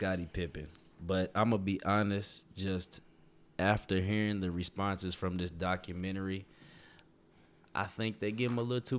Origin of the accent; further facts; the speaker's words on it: Kentucky, United States; I'm from Kentucky